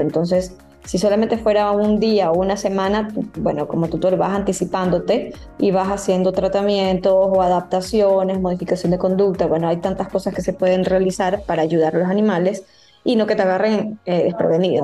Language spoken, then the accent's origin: Spanish; Ecuador; los hábitos que tenemos como ecuatorianos